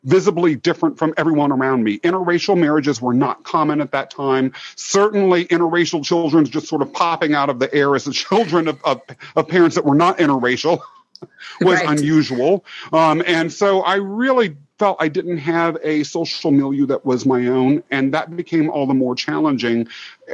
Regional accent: Kansas, United States; also born or lived in London, England; I grew up in Kansas

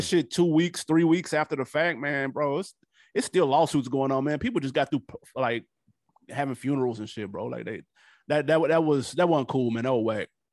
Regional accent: Nashville, Tennessee, United States; moved away; I'm from Nashville

